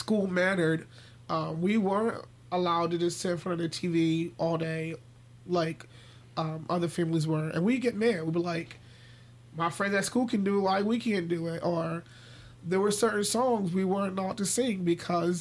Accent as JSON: {"language": "English", "town": "Philadelphia", "region": "Pennsylvania", "country": "United States", "tie": "born or raised there", "moved": "yes", "lives_now": "York, United States", "said": "I grew up in North Philly"}